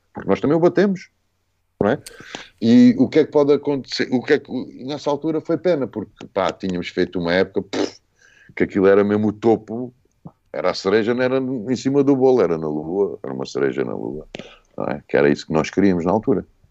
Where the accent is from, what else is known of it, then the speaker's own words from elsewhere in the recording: Moita, Setúbal, Portugal; also born or lived in Sion, Switzerland; Não, sou, não somos do Ribatejo, Moita é Extremadura